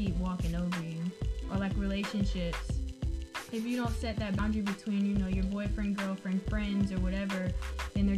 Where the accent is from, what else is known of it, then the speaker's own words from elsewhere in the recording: Baton Rouge, Louisiana, United States; I am from Baton Rouge, Louisiana. And I attend LSU